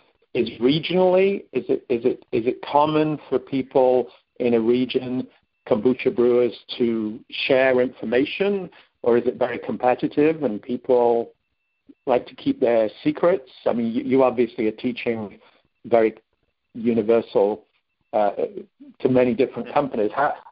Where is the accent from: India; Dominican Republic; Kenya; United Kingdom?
United Kingdom; England; moved away as an adult; now in United States; I've lived here, even though I grew up in England, I've lived here for 40 years.